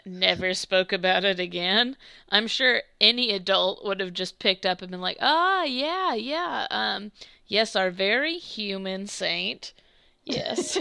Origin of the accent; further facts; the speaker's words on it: United States; I grew up like in the South slash the Midwest